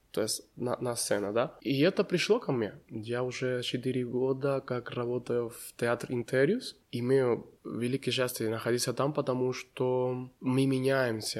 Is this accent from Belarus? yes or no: no; Cuba; Russian is a second language; moved away as an adult; now in Kazakhstan; Я уже не могу говорить, что я только кубинец. Да, я и казахстанец